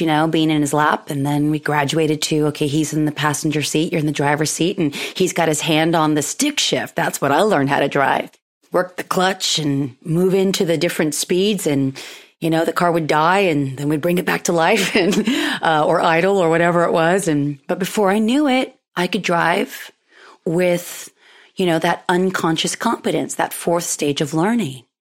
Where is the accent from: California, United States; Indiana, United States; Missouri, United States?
California, United States; Pismo Beach; where I grew up in the Central Coast, uh, Pismo Beach specifically